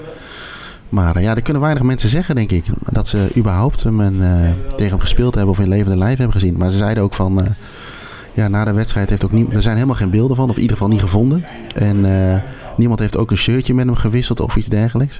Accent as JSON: {"language": "Dutch", "country": "Netherlands", "said": "wij sowieso als Nederlander"}